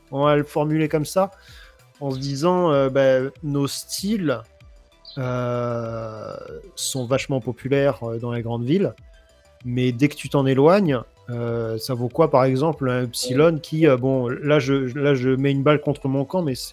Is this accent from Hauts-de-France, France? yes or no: yes; Soissons, Hauts-de-France, France; moi, je suis de Soissons.